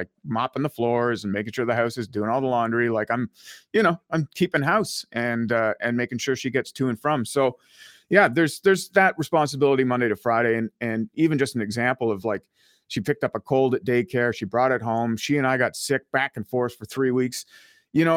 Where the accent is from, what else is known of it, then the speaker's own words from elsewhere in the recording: Ottawa, Ontario, Canada; putting down roots, you know, in my hometown of Ottawa.